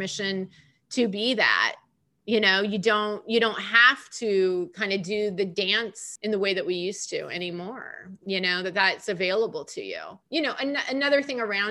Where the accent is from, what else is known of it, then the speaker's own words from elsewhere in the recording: California, United States; moved away as an adult; also born or lived in New York; nice, smiley California girl